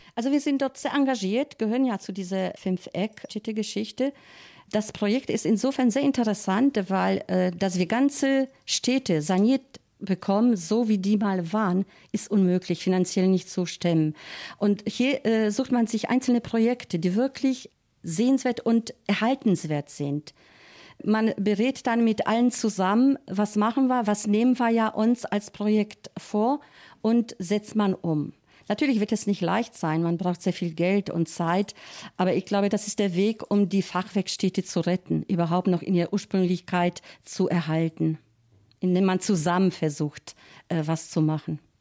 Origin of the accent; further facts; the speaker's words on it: Einbeck, Lower Saxony, Germany; wir kommen aus Einbeck